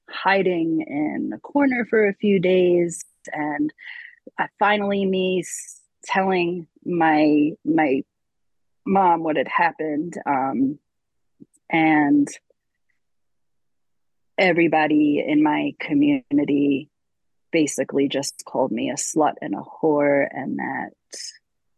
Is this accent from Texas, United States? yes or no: no; Long Island, New York, United States; I grew up in New York on Long Island